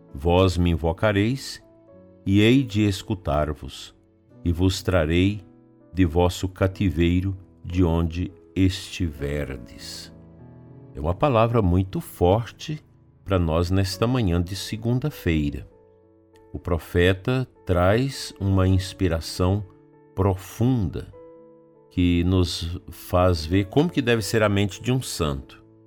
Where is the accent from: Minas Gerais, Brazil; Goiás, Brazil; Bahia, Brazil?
Goiás, Brazil; Campinorte; naquela cidade onde cresci, onde praticamente nasci e cresci